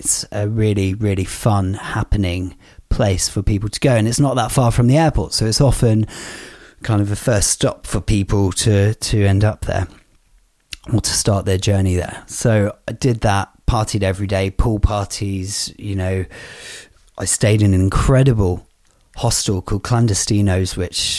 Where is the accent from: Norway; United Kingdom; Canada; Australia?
United Kingdom; as a British citizen